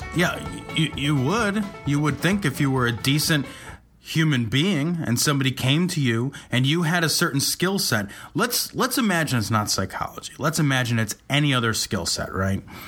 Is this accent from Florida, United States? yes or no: no; Chicago, Illinois, United States; We're from Chicago, the Chicago area